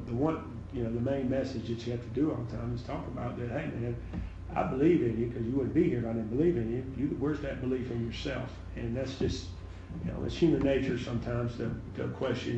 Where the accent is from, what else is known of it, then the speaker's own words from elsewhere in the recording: the South, United States; now in Colorado, United States; I'm from the South